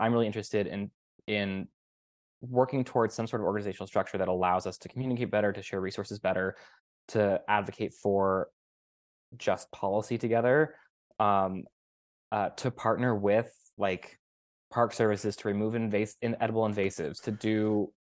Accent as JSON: {"language": "English", "town": "Sacramento", "region": "California", "country": "United States", "tie": "born or raised there", "moved": "yes", "said": "I was just back in California a month or two ago, where I grew up in Sacramento"}